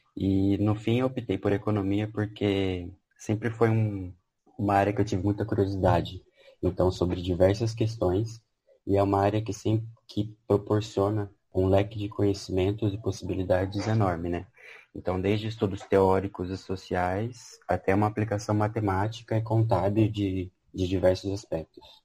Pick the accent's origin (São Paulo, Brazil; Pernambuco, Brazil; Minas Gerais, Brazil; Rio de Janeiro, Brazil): São Paulo, Brazil; Campinas; Sou de Campinas mesmo, né, onde fica a Unicamp. Sempre morei, estudei e, e vivi aqui